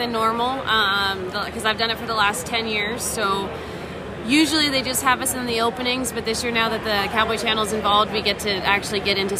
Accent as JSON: {"language": "English", "region": "Alberta", "country": "Canada", "tie": "born or raised there", "moved": "yes", "lives_now": "Helena, United States", "said": "Born and raised in Alberta, Canada, but we now live in Helena, Montana."}